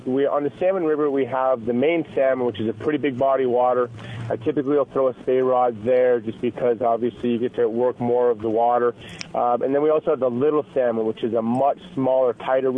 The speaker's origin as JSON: {"language": "English", "region": "Montana", "country": "United States", "tie": "born or raised there", "also_born_or_lived": "Idaho", "moved": "yes", "lives_now": "Boise, United States", "said": "I was born and raised in Montana"}